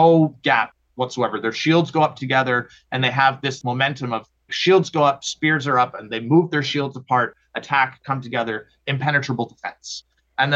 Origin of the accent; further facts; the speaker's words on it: Oakville, Ontario, Canada; I grew up in Oakville, so Southern Ontario